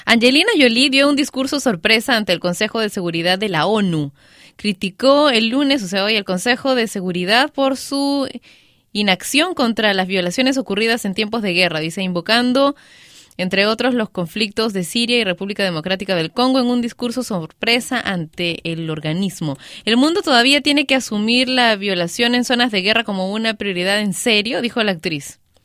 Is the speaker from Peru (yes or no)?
yes; Peru; mi país, Perú